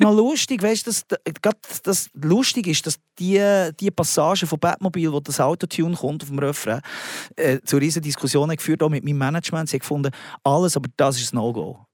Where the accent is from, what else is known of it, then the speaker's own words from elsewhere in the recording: Switzerland; als Schweizer Mundartkünstler